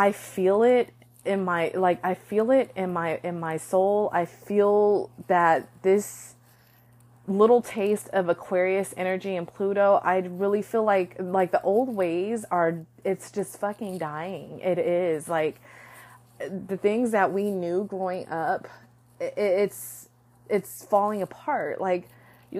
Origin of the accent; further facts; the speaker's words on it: United States; I am proud to be an American